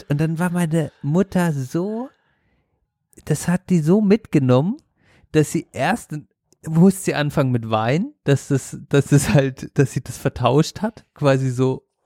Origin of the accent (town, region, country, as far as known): Black Forest, Baden-Württemberg, Germany; born or raised there